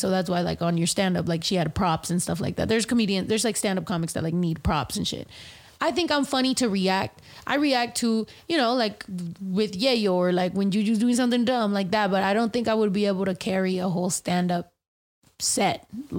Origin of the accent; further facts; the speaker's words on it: San Diego, California, United States; I grew up in San Diego partially, and San Diego is mostly Filipino